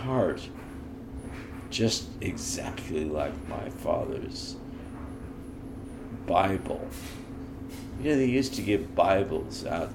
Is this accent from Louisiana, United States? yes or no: no; the Bay Area, California, United States; I'm from California. I'm from the Bay Area